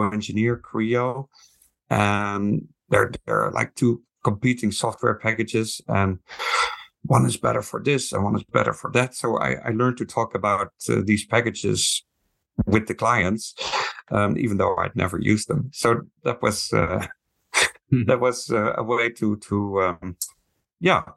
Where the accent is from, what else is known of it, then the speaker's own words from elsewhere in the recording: Netherlands; moved away as an adult; now in Taiwan; I'm from the Netherlands originally, but I've been working in Taiwan for 25 years